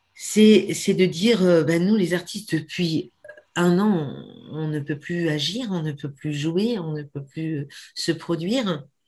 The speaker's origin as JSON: {"language": "French", "town": "Brive-la-Gaillarde", "region": "Nouvelle-Aquitaine", "country": "France", "tie": "born or raised there", "also_born_or_lived": "Sarlat", "lives_now": "Périgord, France", "said": "je suis née à Brive, mais ça fait 40 ans que j'habite ici."}